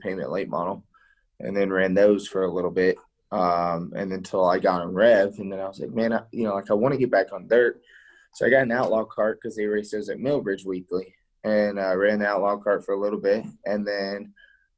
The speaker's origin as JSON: {"language": "English", "town": "Thonotosassa", "region": "Florida", "country": "United States"}